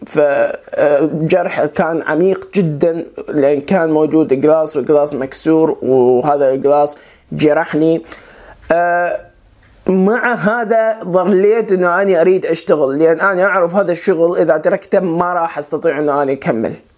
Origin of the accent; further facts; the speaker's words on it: Iraq; moved away as an adult; also born or lived in Turkey / Germany; أنا عراقي الجنسية